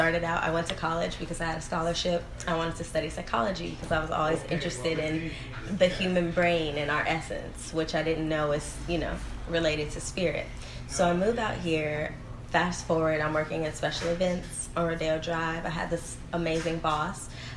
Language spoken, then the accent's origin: English; Memphis, Tennessee, United States; now in Los Angeles, United States; So I moved to Los Angeles from Memphis, Tennessee.